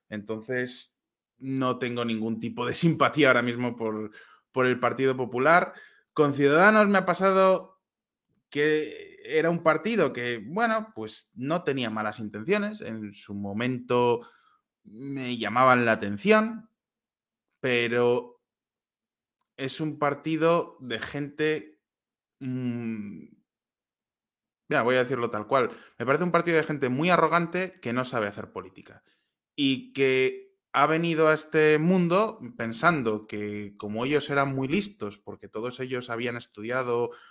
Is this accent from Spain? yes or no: yes; Spain; moved away as an adult; Yo me fui de España porque estaba desencantado con lo que estaba haciendo el PP en aquel momento.